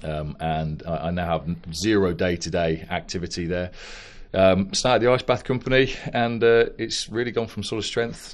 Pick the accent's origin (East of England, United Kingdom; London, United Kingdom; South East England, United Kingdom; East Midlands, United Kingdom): East Midlands, United Kingdom; Northampton; also born or lived in Ascot / Bracknell; we then ended up moving up to Northampton, or just outside of Northampton, which is where, you know, we sort of grew up